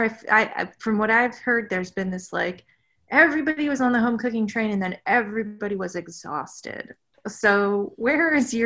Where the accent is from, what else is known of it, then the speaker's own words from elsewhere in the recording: New England, United States; Growing up in New England